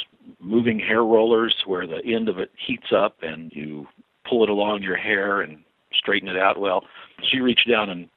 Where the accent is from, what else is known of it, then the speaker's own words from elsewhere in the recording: Albuquerque, New Mexico, United States; I was born and raised and educated in Albuquerque, New Mexico